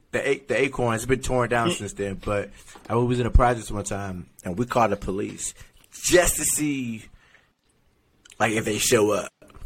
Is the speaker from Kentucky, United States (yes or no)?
yes; Kentucky, United States; also born or lived in New Jersey; So my family, I'm from Kentucky, super country. We moved to Jersey because my mom got tired of the city.